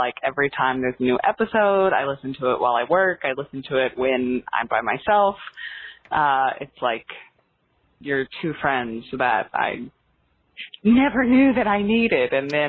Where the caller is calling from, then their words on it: New York City, New York, United States; I'm calling from Brooklyn.